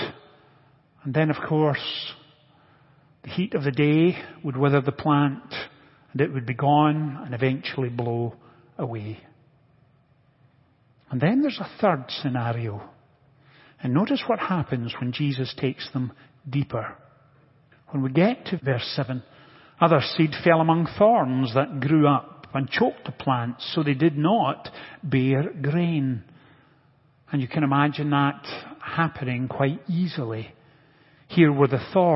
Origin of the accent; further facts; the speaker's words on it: Scotland, United Kingdom; moved away; growing up in Scotland, I was reasonably familiar with agricultural practices